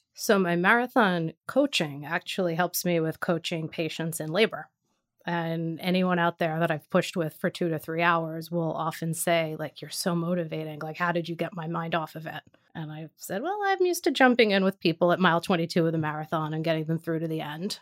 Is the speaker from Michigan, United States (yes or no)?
no; New York City, New York, United States; Born and raised in Staten Island, New York.